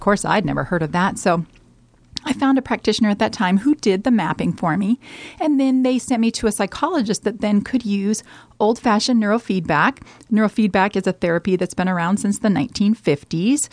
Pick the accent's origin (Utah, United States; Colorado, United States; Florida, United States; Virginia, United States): Colorado, United States; moved away as an adult; now in Omaha, United States; I am from Colorado. I'm actually a Colorado native